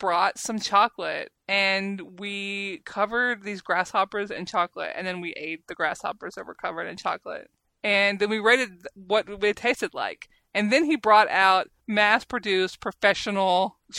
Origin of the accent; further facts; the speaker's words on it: the South, United States; accent: southern; my stupid southern accent